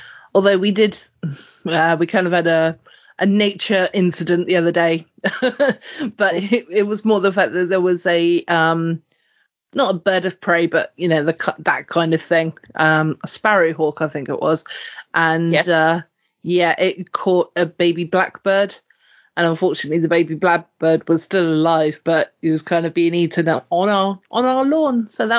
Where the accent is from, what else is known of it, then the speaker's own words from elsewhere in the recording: United Kingdom; Well, my country, but I'm British, if that makes sense, because I'm half Welsh. So and the half Welsh in me is still as proud as the half English of me.